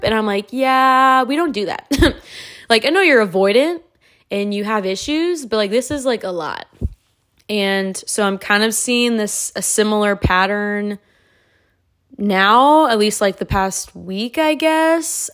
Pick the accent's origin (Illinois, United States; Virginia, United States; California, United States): California, United States; moved away; my childhood's in California. I was raised there